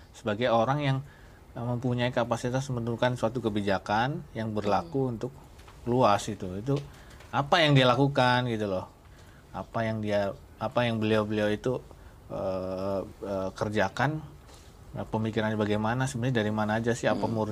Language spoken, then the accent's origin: Indonesian; Purwokerto, Central Java, Indonesia; Saya asal Purwokerto, Jawa Tengah.